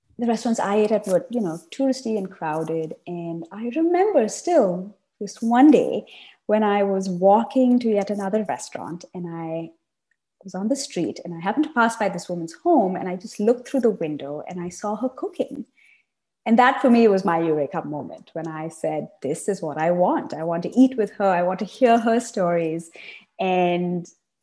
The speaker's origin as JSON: {"language": "English", "town": "Chennai", "region": "Tamil Nadu", "country": "India", "tie": "born or raised there", "also_born_or_lived": "Savannah, Georgia, United States / East Coast, United States / Berkeley, California, United States", "moved": "yes", "said": "I grew up in South India, in Chennai"}